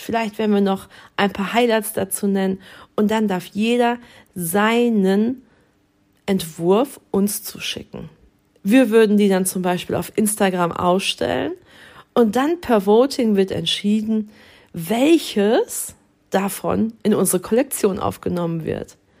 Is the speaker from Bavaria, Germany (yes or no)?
no; Dortmund, North Rhine-Westphalia, Germany; moved away as an adult; now in Dithmarschen, Germany; Ich bin gebürtige Dortmunderin